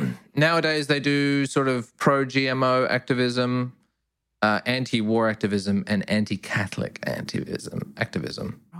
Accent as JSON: {"language": "English", "town": "Perth", "region": "Western Australia", "country": "Australia", "tie": "born or raised there", "said": "I grew up in Perth, we had a big brethren"}